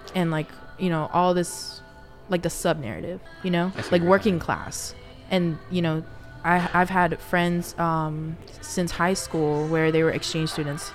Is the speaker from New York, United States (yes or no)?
yes; New York, United States; now in North Carolina, United States; I'm from New York where we have the MTA and we know how to mind our own business